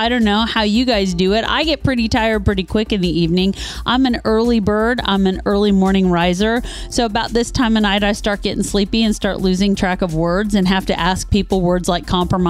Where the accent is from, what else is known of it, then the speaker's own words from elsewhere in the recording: Midwest, United States; also born or lived in the South; now in Southern United States; I am a Midwesterner by birth and have lived in the South now and probably will die in the South.